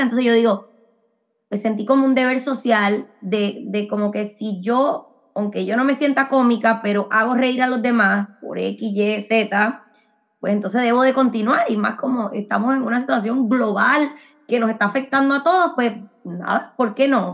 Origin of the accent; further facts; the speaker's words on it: Puerto Rico; moved away as an adult; also born or lived in Medford, Massachusetts / Miami; now in Orlando, United States; yo nací en Puerto Rico, eh, pero como he mencionado antes, me crié eh, también como en una burbuja medio cubana, porque mi papá es cubano